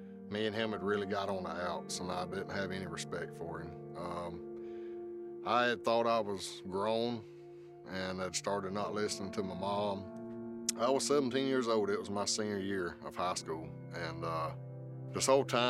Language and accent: English; South Georgia, United States; Growing up in South Georgia